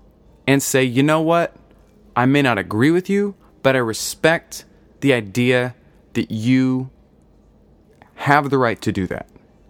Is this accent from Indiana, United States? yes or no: yes; Indiana, United States; now in New York, United States; I live in New York, but I'm from Indiana.